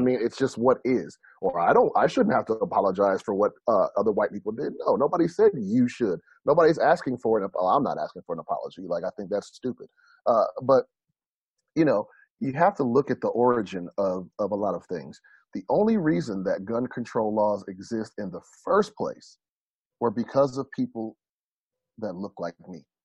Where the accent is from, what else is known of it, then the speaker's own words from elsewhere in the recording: United States; as an American